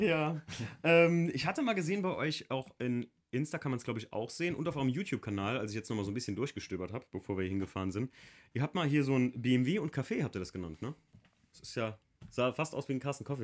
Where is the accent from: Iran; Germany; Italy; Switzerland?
Germany; Rhineland-Palatinate; ich komme ja noch unten vom Moseltal, da mischt sich das noch Eifel und Hunsrück